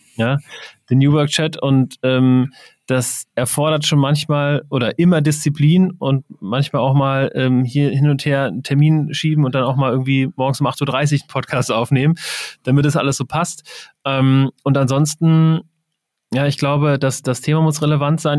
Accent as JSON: {"language": "German", "town": "Wiesbaden", "region": "Hesse", "country": "Germany", "said": "ich komme aus Wiesbaden"}